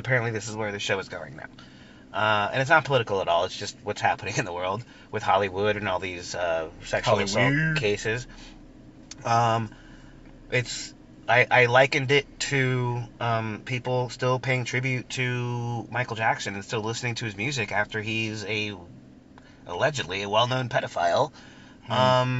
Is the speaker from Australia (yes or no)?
no; Colombia; moved away; I was born in Colombia